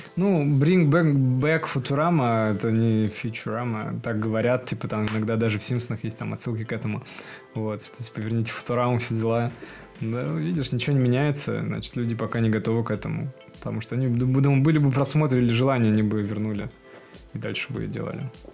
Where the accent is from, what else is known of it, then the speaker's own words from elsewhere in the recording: Perm, Perm Krai, Russia; откуда я родом? Из Перми